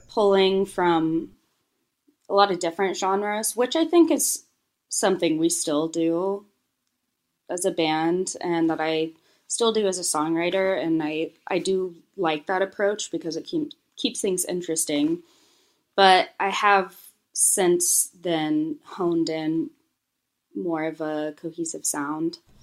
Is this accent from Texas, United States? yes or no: yes; Houston, Texas, United States; moved away as an adult; also born or lived in Boone, North Carolina / New York City; Growing up in Houston, there was no music scene for us to be a part